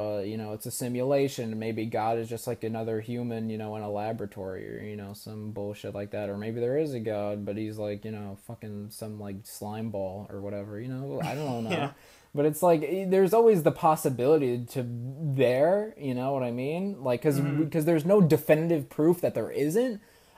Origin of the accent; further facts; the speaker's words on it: New York, United States; growing up in New York, you know, it's not as a, you know, religious place in general